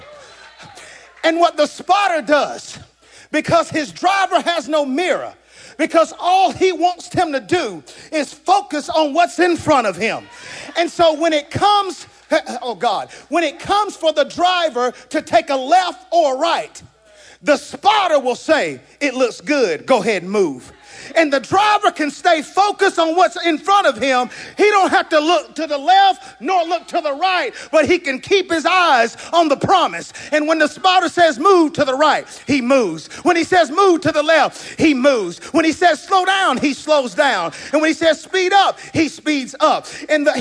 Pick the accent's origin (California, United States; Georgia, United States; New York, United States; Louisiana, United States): Georgia, United States; moved away; I'm originally from Georgia